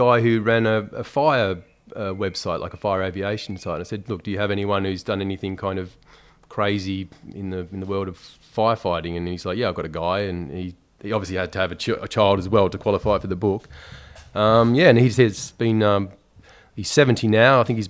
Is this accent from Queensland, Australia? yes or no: no; Tasmania, Australia; now in London, United Kingdom; I mean, I was brought up in Tasmania in essentially like a small country town.